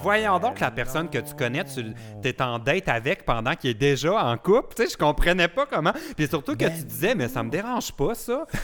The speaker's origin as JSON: {"language": "French", "town": "Vaudreuil-sur-le-Lac", "region": "Quebec", "country": "Canada", "said": "je me suis rapproché de la Montérégie, mais, euh, je viens de Vaudreuil, euh, d'Orion. Vaudreuil sur le lac"}